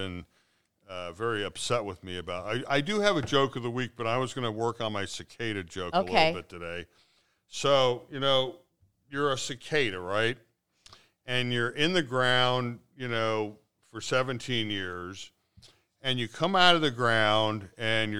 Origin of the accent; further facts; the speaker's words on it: Cincinnati, Ohio, United States; moved away; I'm from Cincinnati